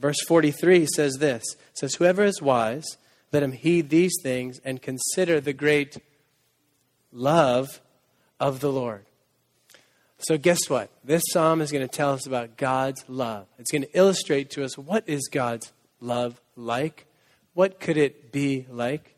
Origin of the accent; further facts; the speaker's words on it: Needham, Massachusetts, United States; moved away as an adult; also born or lived in Waco, Texas; now in Boston, United States; I'm from Needham